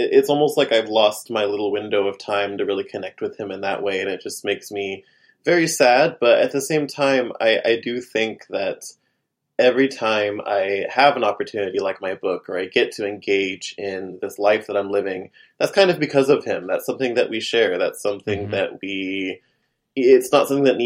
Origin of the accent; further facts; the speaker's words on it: Oklahoma, United States; now in New York, United States; go back home to the farm in Oklahoma to stay with my parents